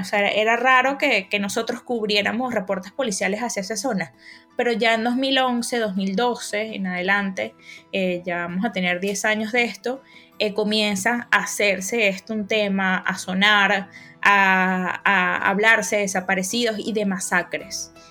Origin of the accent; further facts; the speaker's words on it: Bolívar, Venezuela; Yo soy periodista venezolana y crecí al sur de Venezuela, en el estado Bolívar